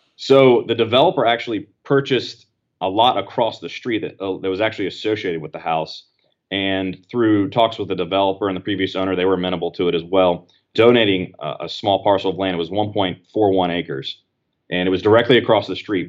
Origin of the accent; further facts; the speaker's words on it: Apex, North Carolina, United States; my hometown of Apex